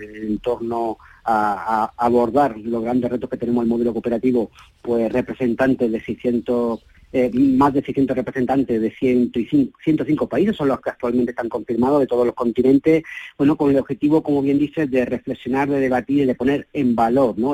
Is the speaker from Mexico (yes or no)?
no; Málaga, Andalusia, Spain; soy malagueño